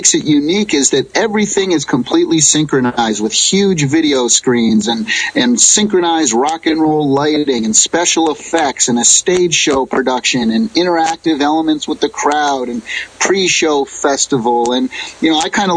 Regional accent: Springfield, Massachusetts, United States; born or raised there; moved away as an adult; now in California, United States

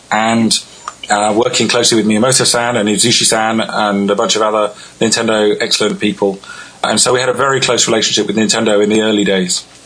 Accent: England, United Kingdom; I'm from I'm from England.

